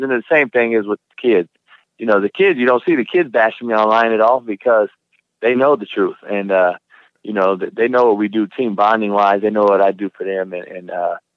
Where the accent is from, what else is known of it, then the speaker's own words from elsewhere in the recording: California, United States; moved away; growing up in Cali